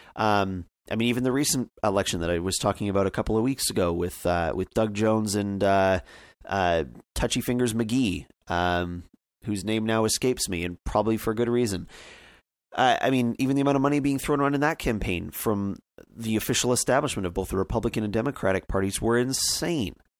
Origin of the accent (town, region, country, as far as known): Canada